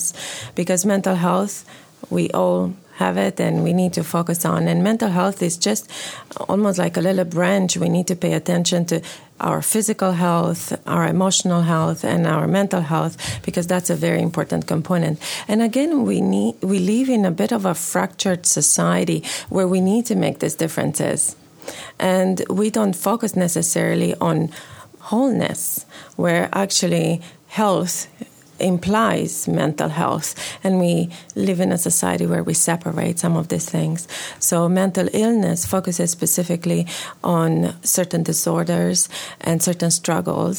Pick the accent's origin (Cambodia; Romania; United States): Romania; born or raised there; moved away as an adult; now in Canada